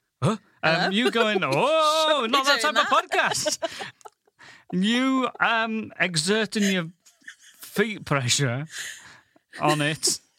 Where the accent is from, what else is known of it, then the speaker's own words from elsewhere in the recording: Goole, Yorkshire and the Humber, United Kingdom; now in London, United Kingdom; I come from the northern town of Ghoul.